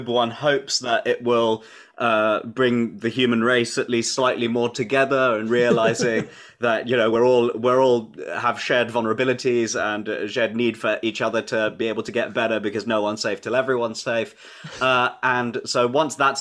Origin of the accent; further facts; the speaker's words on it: London, United Kingdom; I'm a Londoner born and bred. I've been here the whole time